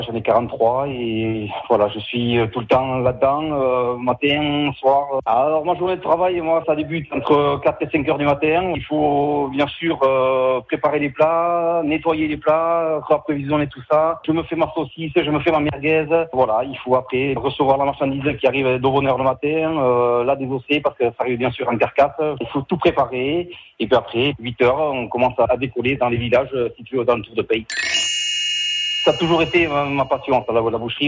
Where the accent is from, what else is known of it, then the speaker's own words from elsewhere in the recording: Pey, Nouvelle-Aquitaine, France; je suis de Paye entre Pérorade et saint saint